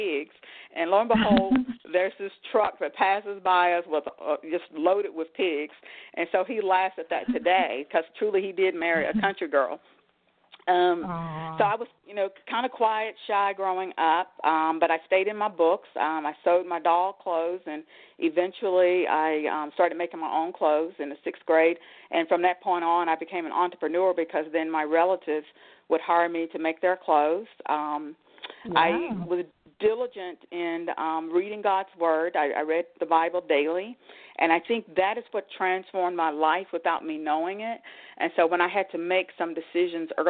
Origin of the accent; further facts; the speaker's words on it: Danville, Virginia, United States; now in Northern Virginia, United States; I grew up in Danville, Virginia